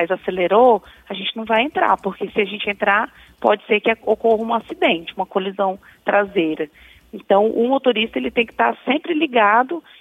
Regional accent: Brasília, Federal District, Brazil; Não sou, sou de Brasília.

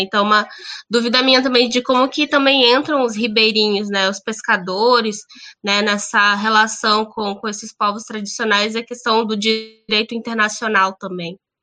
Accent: Brazil; eu venho da Amazônia

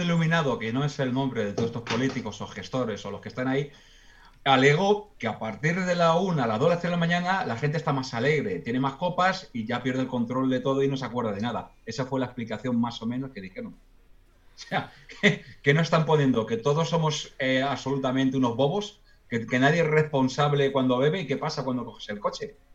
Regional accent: Spain; somos los españoles muy afectosos somos muy cariñosos

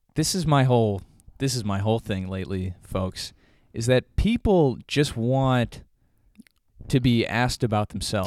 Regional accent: Joliet, Illinois, United States; I grew up in Joliet

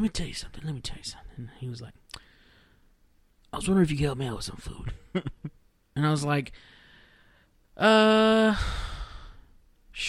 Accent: Rio Grande Valley, South Texas, United States; now in Dallas, United States; I'm from deep South Texas, like right around the border, the Rio Grande Valley

